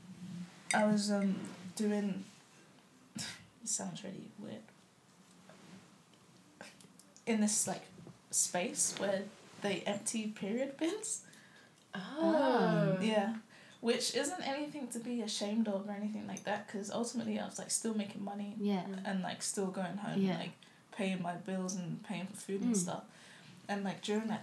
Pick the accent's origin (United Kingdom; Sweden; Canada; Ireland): United Kingdom; London; moved away as an adult; now in New Zealand; when I grew up in London